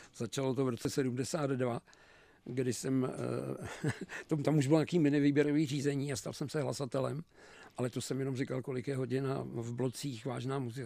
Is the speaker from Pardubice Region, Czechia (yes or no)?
yes; Pardubice, Pardubice Region, Czechia; moved away as an adult; now in Prague, Czechia; já jsem Pardubák, takže už jenom to, že to, tohleto město Velký Pardubický Dynama a Zlatý přilby, prostě tomu se neubráníš, když tam žiješ